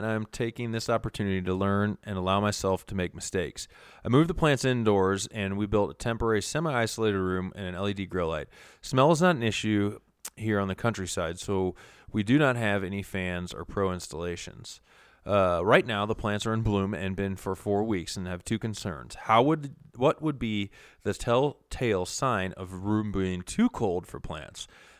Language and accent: English; Minnesota, United States; born there; I was born in Minnesota, so I can try and mimic some of that shit up there in the north.